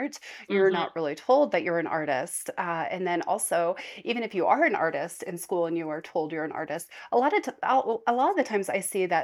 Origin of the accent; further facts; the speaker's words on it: Nevada, United States; moved away as an adult; now in Utah, United States; we grew up in Nevada